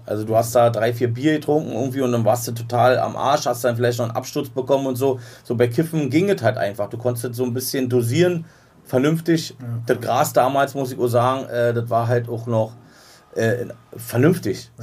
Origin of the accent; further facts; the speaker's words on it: Berlin, Germany; wir sind in Ost-Berlin auf jeden Fall. Meine Heimat, da wo ich groß geworden bin